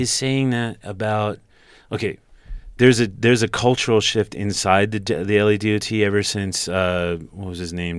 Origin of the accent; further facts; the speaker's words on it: Los Angeles, California, United States; I grew up on Barham